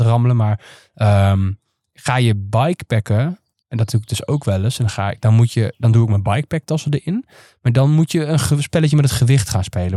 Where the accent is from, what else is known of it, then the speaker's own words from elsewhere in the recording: Netherlands; als Nederlanders